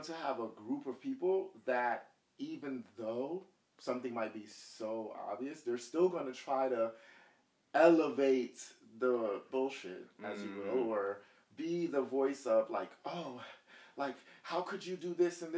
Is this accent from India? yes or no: no; Jamaica; and I'm going to be careful with this, because I am Jamaican.